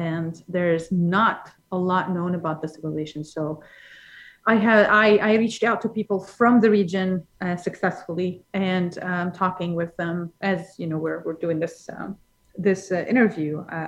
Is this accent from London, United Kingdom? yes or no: yes; London, United Kingdom; Because I come from London.